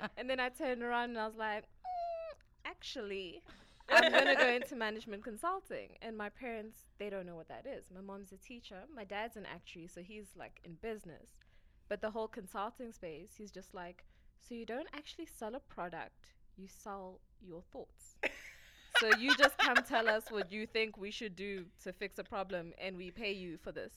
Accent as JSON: {"language": "English", "country": "Kenya", "moved": "yes", "said": "I am originally from Kenya"}